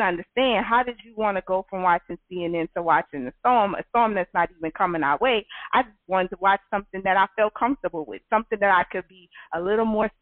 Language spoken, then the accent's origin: English; Louisiana, United States; I'm from the South. I live in Louisiana all my life.